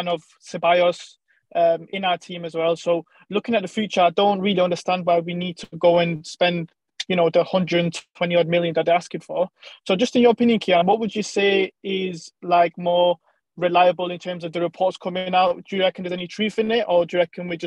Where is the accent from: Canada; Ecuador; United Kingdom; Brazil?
United Kingdom; England; I'm from England